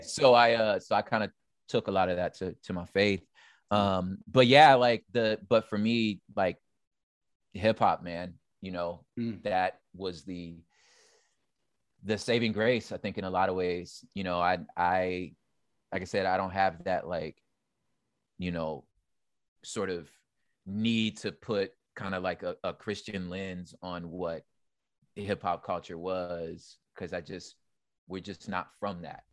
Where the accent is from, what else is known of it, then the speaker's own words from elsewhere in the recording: Los Angeles, California, United States; also born or lived in San Gabriel Valley, California / Inland Empire, California; I was born in South Central LA. Okay. Uh, on the east side for those that are experts of the city. Um, mm-hmm. So I'm from the east side